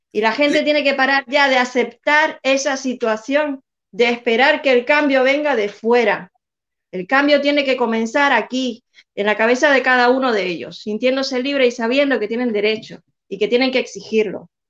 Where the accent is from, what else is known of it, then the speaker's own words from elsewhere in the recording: Cuba; somos nosotros los cubanos, cubanos con cubanos, cubanos, cubanos que estamos fuera, pero que, estamos dentro también